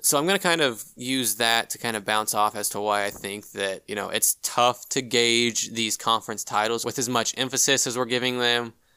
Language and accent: English; Big Ten country, Midwest, United States; was born and raised in Big Ten country